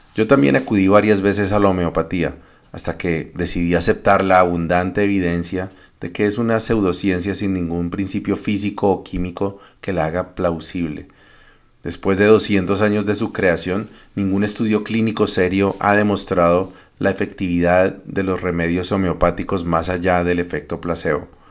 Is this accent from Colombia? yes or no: yes; Colombia; moved away as an adult; now in Canada; Me fui de Colombia frustrado por el fracaso del plebiscito por la paz en 2016